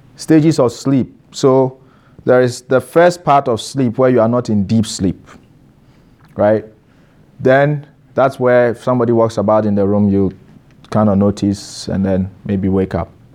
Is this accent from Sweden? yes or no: no; Ghana; moved away as an adult